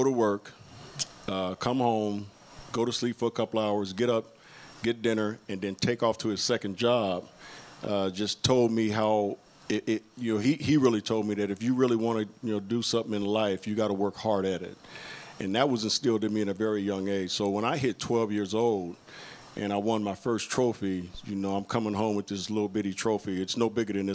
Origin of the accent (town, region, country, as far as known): Inglewood, California, United States; born or raised there; also born or lived in Utah